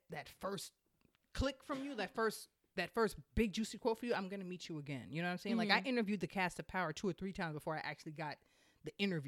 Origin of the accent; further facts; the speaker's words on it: Jamaica; I'm Jamaican.